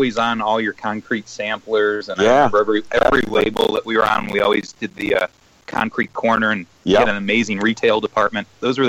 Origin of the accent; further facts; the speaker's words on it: Chicago, Illinois, United States; Well, oddly enough, we're all from Chicago.